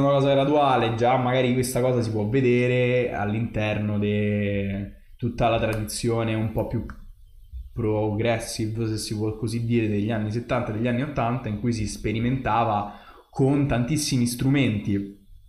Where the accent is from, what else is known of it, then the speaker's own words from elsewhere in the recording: Italy; sono italiano